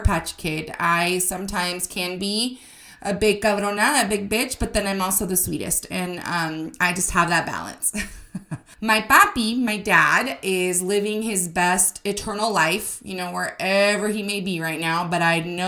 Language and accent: English; Arizona, United States; I was born and raised in Arizona